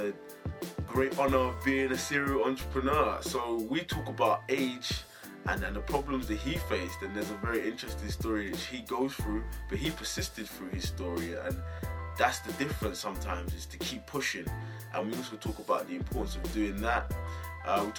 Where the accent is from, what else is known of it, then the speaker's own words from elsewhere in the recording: Essex, East of England, United Kingdom; I'm from Essex, and that's just outside London, and we don't have anything in Essex.